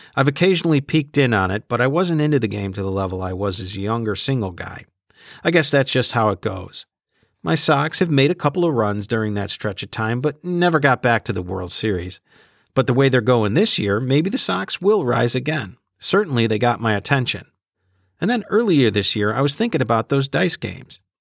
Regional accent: Chicago, Illinois, United States; my hometown White Sox

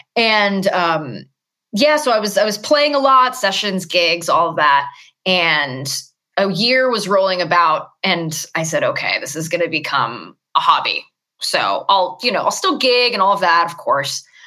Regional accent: Los Angeles, California, United States; I'm born and raised in Los Angeles

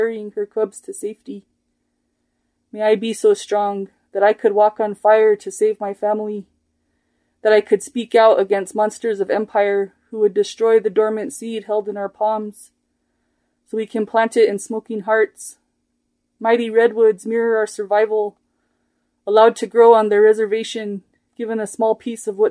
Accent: Santa Clara Pueblo, New Mexico, United States; now in Española, United States; from Santa Clara Pueblo

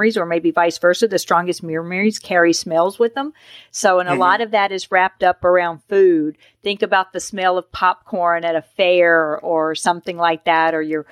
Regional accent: the South, United States; I was raised on Miracle Whip. I'm from the South.

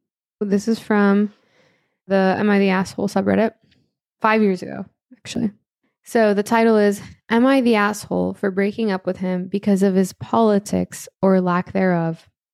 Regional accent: Florida, United States; I grew up in Florida. I've seen how third-party votes act as spoilers.

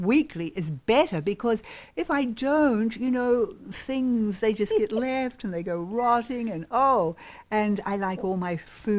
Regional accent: Rwanda; Where I was raised in Rwanda, East Africa, this was not common.

